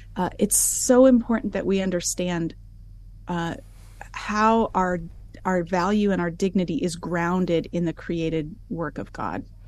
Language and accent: English; United States; moved away as an adult; now in Alberta, Canada; I grew up in the United States in a Christian home